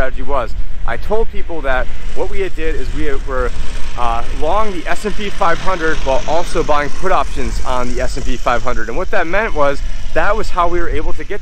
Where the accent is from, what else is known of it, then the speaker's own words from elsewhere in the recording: Phoenix, Arizona, United States; I'm from Phoenix